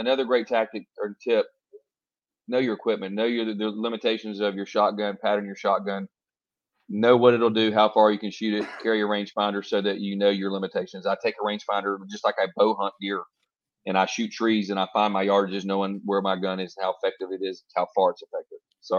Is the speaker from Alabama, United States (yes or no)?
no; Florida, United States; I grew up in Florida, dude. I mean, you can only imagine how bad mosquitoes are here.